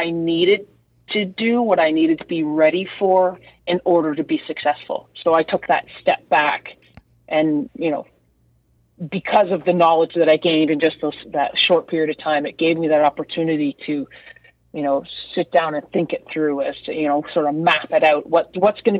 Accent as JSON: {"language": "English", "town": "Brampton", "region": "Ontario", "country": "Canada", "tie": "born or raised there", "said": "I was born and raised in Brampton, which is essentially, you know, a suburb of the GTA"}